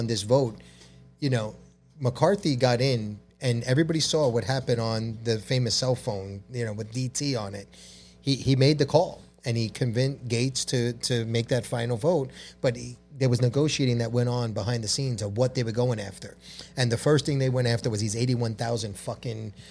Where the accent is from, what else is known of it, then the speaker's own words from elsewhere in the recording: New York City, New York, United States; I'm a New Yorker